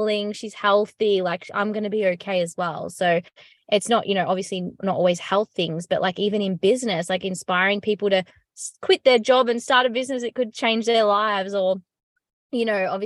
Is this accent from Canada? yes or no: no; Australia; as an Australian